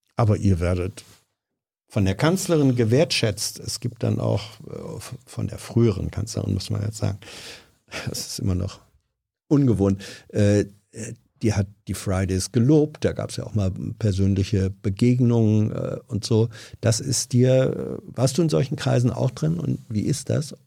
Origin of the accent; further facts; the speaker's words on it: Lower Saxony, Germany; ich komme aus Niedersachsen